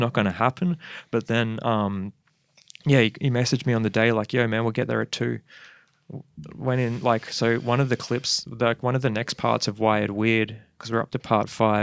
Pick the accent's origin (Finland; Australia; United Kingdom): Australia; Perth, Western Australia; now in Brisbane, Australia; I was born in Perth in Subiaco.